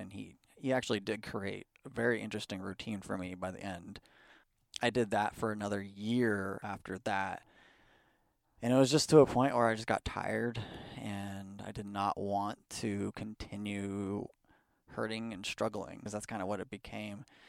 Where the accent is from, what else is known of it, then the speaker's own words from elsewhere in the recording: Bay Area, California, United States; also born or lived in Pleasanton, California / Livermore, California / Fremont, California; I grew up in Pleasanton, pretty much, uh, but mostly throughout the Bay Area. We moved around, uh, you know, as a young child